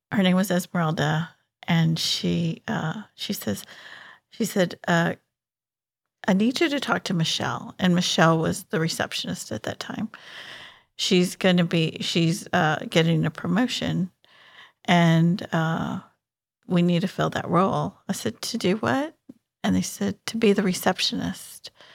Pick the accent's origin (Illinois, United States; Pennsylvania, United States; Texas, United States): Texas, United States; Houston; I'm a native Houstonian